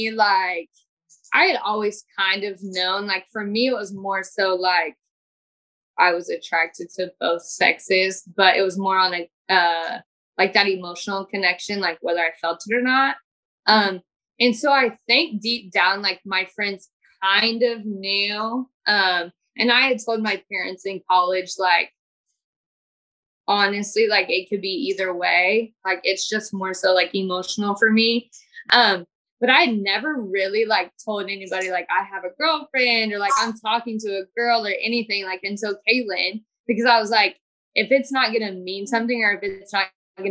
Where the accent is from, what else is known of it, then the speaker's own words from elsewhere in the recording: Kansas, United States; like I am from Kansas, like Kansas and Missouri, like you think about it as more of like a conservative state.